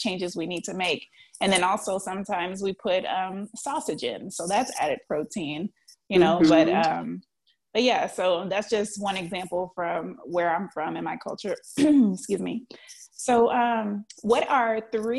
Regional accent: New Orleans, Louisiana, United States; I'm from New Orleans, and the number one staple in New Orleans is red beans and rice

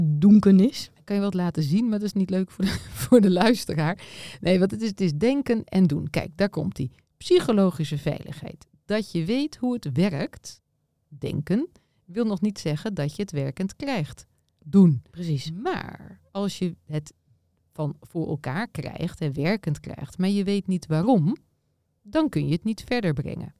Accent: Nieuwleusen, Overijssel, Netherlands; Ik kom uit Nieuw-Leuzen bij Zwolle

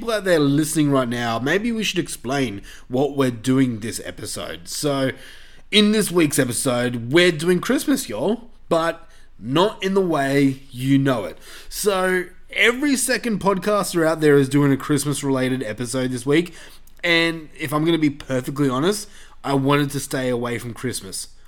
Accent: Australia; we're Australian, y'all.

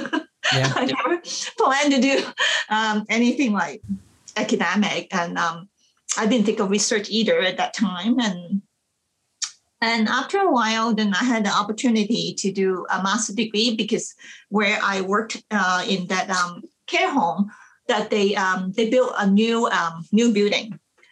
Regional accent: Manitoba, Canada; now in British Columbia, Canada; I came from Manitoba, you know, to British Columbia, like from the rural areas to the urban area.

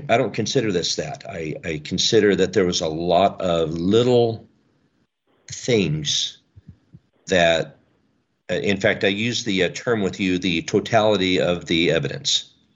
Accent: the Northwest, Pacific Northwest, United States; I was raised here in the Northwest

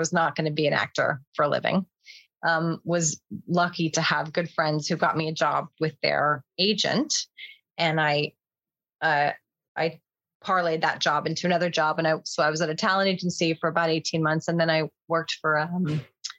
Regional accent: Los Angeles, California, United States; moved away as an adult; also born or lived in Santa Barbara / London; now in England; I grew up in the Valley, the San Fernando Valley.

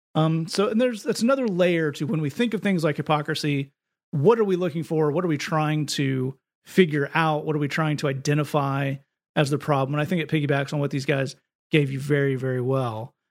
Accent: United States; as an American

